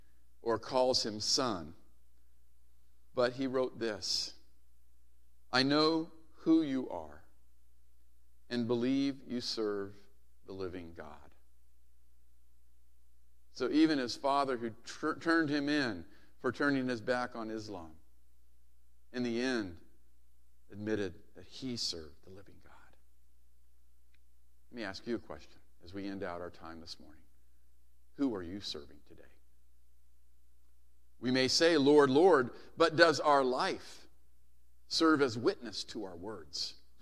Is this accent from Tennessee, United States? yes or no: no; Hawaii, United States; I used to love it as a kid growing up in Hawaii when my dad was stationed there.